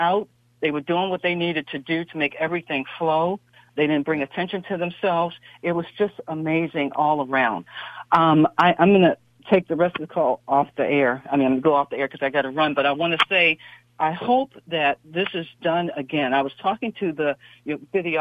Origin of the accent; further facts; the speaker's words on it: East Coast, United States; now in Silicon Valley, United States; I'm from the East Coast